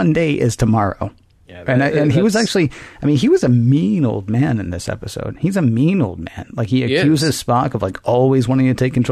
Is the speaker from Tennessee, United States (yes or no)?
yes; Tennessee, United States; accent: southern; I'm from Tennessee.